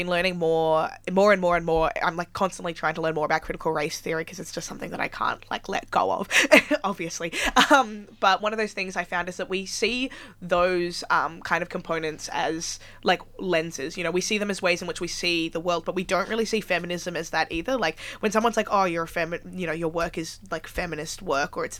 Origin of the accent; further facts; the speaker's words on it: Melbourne, Victoria, Australia; now in Sydney, Australia; I'm originally from Melbourne